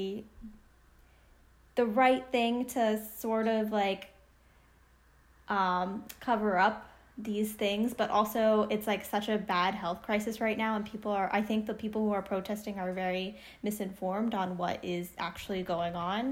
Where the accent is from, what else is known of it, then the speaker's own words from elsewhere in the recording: Northeast, United States; We're both from the Northeast